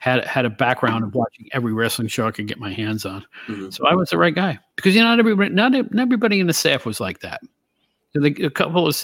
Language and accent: English; Albany, New York, United States; moved away; I'm from the Albany, New York area originally